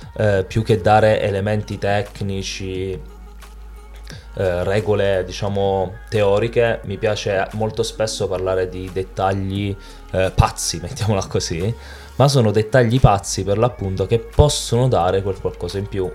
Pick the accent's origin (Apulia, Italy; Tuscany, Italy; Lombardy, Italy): Apulia, Italy; In Italia, eh, io sono pugliese, abbiamo una cultura culinaria del pesce straordinaria